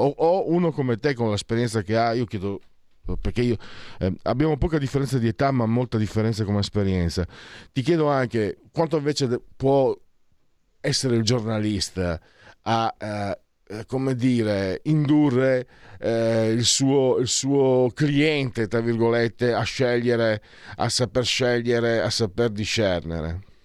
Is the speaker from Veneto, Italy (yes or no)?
yes; Veneto, Italy; dalle mie parti si dice malciapai, ehm, idioma, idioma veneto